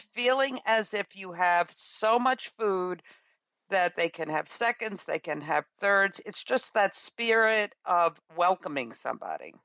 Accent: New York City, New York, United States; I grew up in Brooklyn, New York, in a rural area.

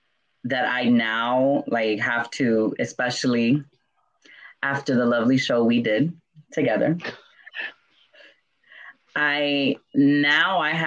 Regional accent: New York, United States; I'm Dominican from New York.

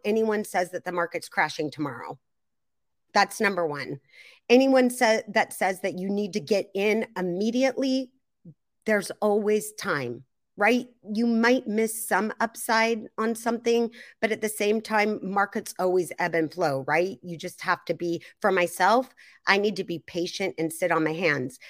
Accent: Seattle, Washington, United States; I'm from the Seattle area

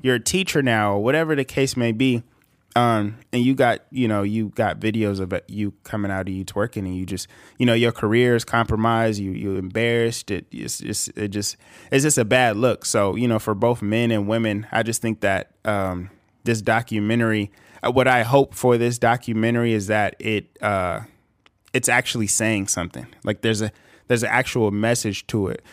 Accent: California, United States; a nineties baby from California

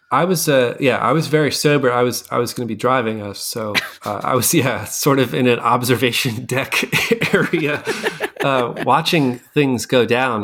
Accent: Scranton, Pennsylvania, United States; I grew up in Scranton

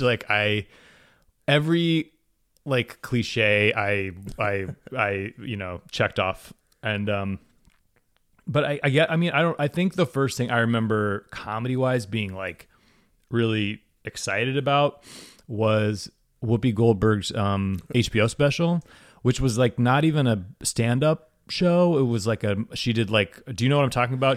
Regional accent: Waverly, Ohio, United States; moved away; I'm originally from Waverly, Ohio, which is a very small town

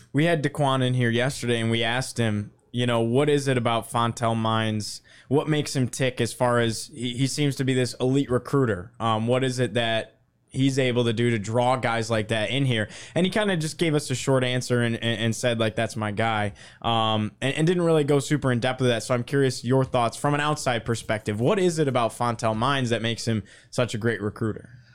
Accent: Syracuse, New York, United States; where I grew up in Syracuse

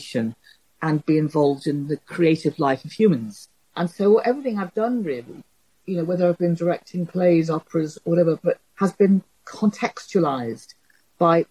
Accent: Liverpool, North West England, United Kingdom; I come from Liverpool, and I don't come from anything like an artistic background

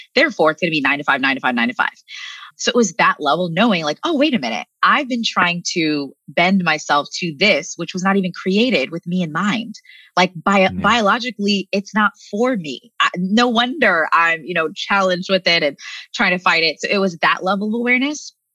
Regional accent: United States; living in the states, growing up in America

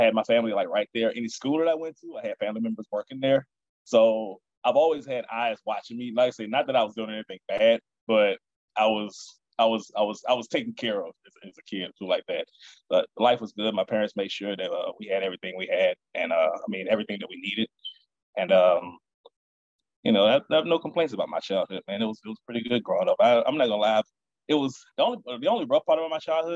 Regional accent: Baton Rouge, Louisiana, United States; I was born here in Baton Rouge

